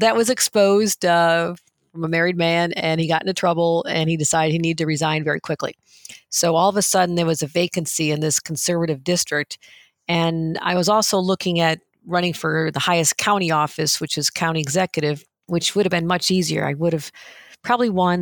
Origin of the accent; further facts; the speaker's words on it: New York, United States; also born or lived in Washington, D.C.; I still go visit the diners and stay connected with people in my hometown, kind of a gritty steel town that was, you know, left for dead after Bethlehem Steel pulled up